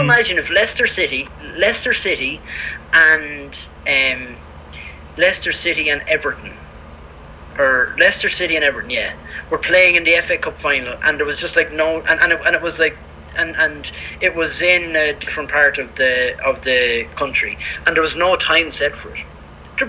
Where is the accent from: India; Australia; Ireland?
Ireland; now in Spain; I'm from Ireland